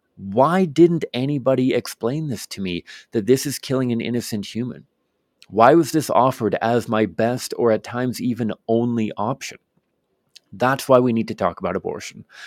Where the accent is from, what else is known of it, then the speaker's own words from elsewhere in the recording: Victoria, British Columbia, Canada; I grew up in Victoria, British Columbia, um, here in Canada